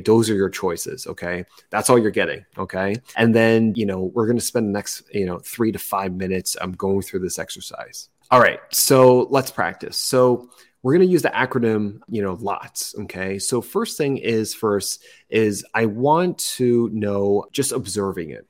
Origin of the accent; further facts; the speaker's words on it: New Jersey, United States; moved away; I'm originally from New Jersey. I'm a first generation immigrant child.